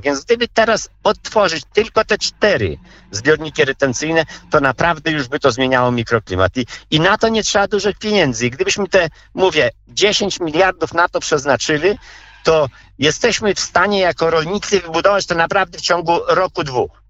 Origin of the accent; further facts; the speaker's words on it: Podlaskie Voivodeship, Poland; tutaj u nas na Podlasiu